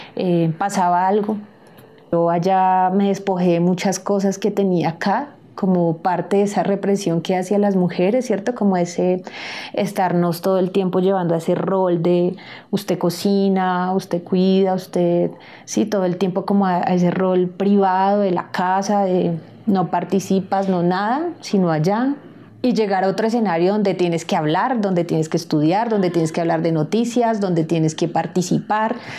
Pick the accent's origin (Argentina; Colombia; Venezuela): Colombia; somos nosotros y nosotras como colombianos